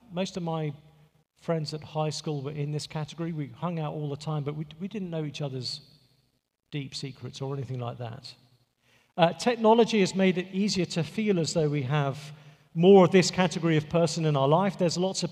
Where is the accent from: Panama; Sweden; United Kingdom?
United Kingdom; England; moved away; I'm from England